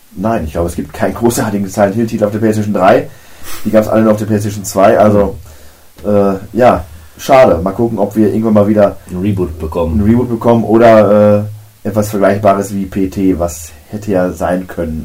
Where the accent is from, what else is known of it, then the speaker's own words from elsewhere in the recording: Germany; bei uns in Deutschland